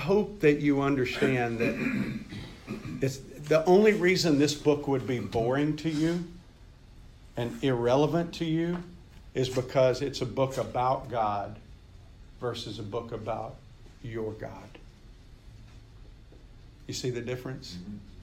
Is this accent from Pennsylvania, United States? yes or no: no; Meridian, Mississippi, United States; I grew up in Meridian, Mississippi, guys, in a rural area